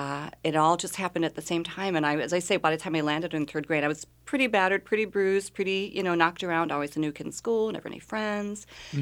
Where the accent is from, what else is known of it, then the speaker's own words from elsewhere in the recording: Milwaukee, Wisconsin, United States; born there; I was born in Milwaukee, Wisconsin. Moved around a lot as my mother quickly became a single mother